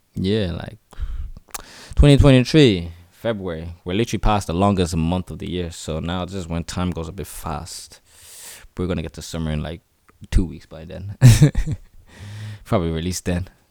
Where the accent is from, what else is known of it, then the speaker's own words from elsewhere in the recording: Dublin, Leinster, Ireland; also born or lived in South Africa; born and raised in the city, Dublin, my home is D eight